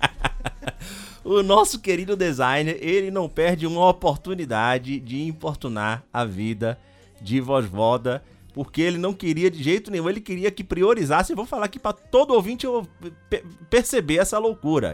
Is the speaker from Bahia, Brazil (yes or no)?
yes; Itabuna, Bahia, Brazil; moved away; also born or lived in Ilhéus; Eu nasci em Itabuna, na verdade, né? Então, eu, eu me considero tanto de Ilhéus quanto de Itabuna